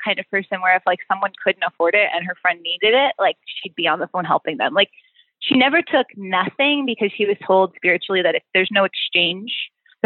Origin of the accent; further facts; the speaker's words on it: New York City, New York, United States; also born or lived in Canada; now in Los Angeles, United States; I grew up in Brooklyn. I grew up in like Bay Ridge and Bensonhurst